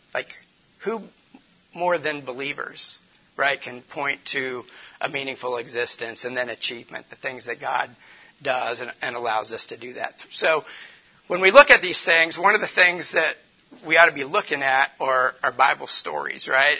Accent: Warren, Ohio, United States; now in Detroit, United States; I'm from the, the north. I'm from Cleveland, Warren area

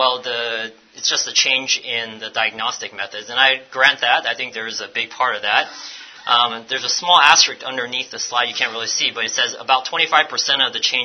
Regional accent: United States; I'm American

